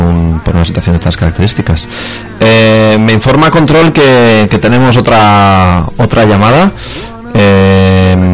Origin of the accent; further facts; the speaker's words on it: Leganés, Community of Madrid, Spain; desde Madrid a, a San Sebastián, mm, porque bueno, de mi pueblo de donde era yo de Leganés.